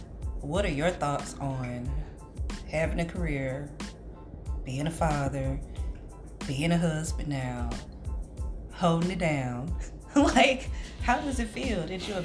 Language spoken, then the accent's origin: English; St. Louis, Missouri, United States; I grew up here in St. Louis all my life. Walnut Park is where I started out, about, what, first 15, 16 years of my life. Then moved downtown to close to O'Fallon Place. It's Preservation Square now.